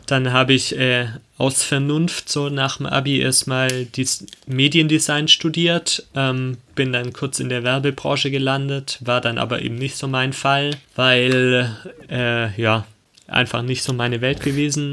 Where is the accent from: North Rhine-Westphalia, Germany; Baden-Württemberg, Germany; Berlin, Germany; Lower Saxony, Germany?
Baden-Württemberg, Germany; Arnach; ich komme aus Arnach, ein 2000-Leute-Dorf in Baden-Württemberg